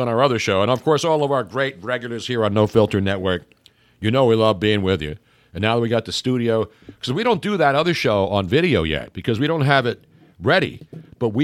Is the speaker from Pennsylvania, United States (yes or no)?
yes; Philadelphia, Pennsylvania, United States; born or raised there